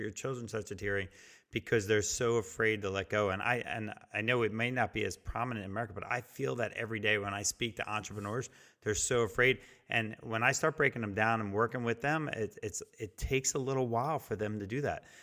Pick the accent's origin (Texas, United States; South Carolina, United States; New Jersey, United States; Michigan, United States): New Jersey, United States; now in Virginia, United States; I'm from Jersey and grew up on the shore as a kid, and I moved to Virginia